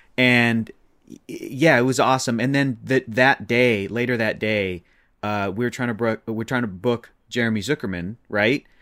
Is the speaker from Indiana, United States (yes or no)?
no; Chula Vista, California, United States; moved away as an adult; now in Los Angeles, United States; born and raised in San Diego